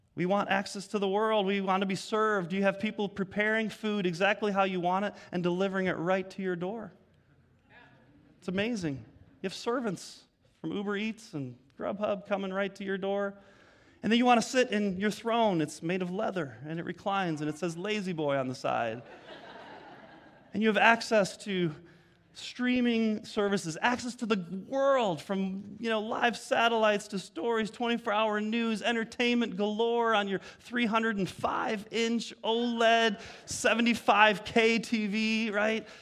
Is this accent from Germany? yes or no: yes; Germany; also born or lived in Arizona, United States; now in United States; I was born in Germany, so I have a European passport and a U S one